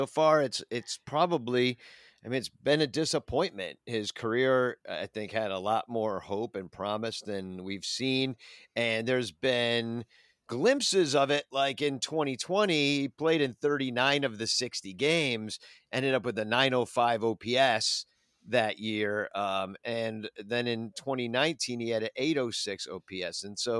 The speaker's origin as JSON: {"language": "English", "region": "Georgia", "country": "United States", "tie": "born or raised there", "said": "Like, I don't know. I grew up in Georgia. What do I know?"}